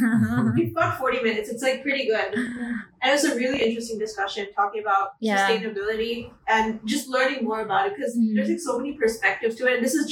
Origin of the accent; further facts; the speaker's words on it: India; me being an Indian